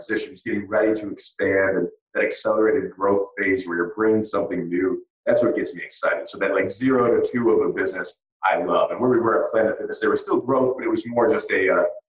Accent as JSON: {"language": "English", "region": "Michigan", "country": "United States", "tie": "born or raised there", "said": "my hometown"}